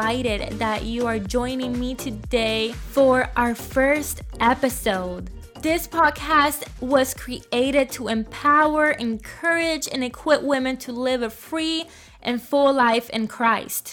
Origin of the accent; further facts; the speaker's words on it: Puerto Rico; I was born and raised in Puerto Rico